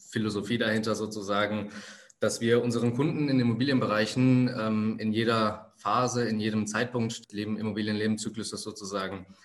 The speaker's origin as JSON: {"language": "German", "country": "Germany", "tie": "born there", "said": "Wo komme ich her? Ich bin hier in Deutschland geboren. Meine Eltern sind vor 35 Jahren äh, aus Sri Lanka hier hingekommen."}